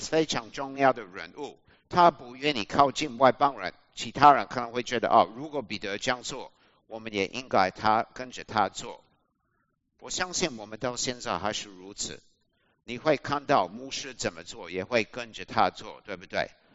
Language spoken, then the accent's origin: Chinese; Australia; Chinese is a second language; moved away as an adult; also born or lived in Taiwan; 我是澳洲人